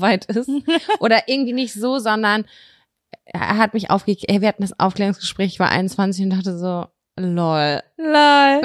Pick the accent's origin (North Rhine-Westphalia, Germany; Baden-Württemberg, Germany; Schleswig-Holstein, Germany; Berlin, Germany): North Rhine-Westphalia, Germany; Lübbecke; moved away; Wir kommen ja aus Greifswald, rheinland Lübbecke und das ist nicht weit von Bielefeld. Wir haben hier gelebt